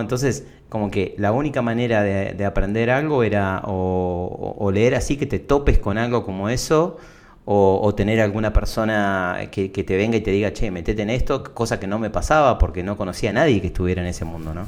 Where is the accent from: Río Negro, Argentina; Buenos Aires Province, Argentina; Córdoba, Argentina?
Buenos Aires Province, Argentina; Lomas de Zamora; nací en Lomas de Zamora, que es acá en el sur de Buenos Aires, con urbano bonaerense